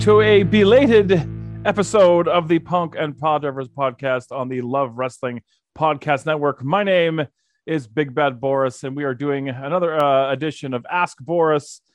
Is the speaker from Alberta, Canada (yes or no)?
yes; Calgary, Alberta, Canada; I was born and raised in Calgary